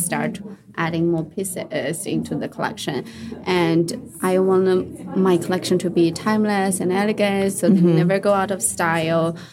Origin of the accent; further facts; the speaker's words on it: China; moved away as an adult; also born or lived in Sichuan; now in United States; I'm from China. So I moved from China to here